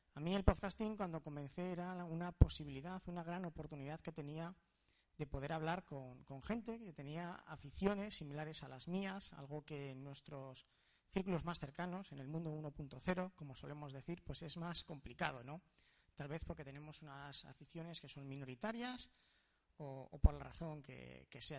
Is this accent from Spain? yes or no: yes; Spain; Somos afortunados los españoles de tener esta hermandad ¿no? con Latinoamérica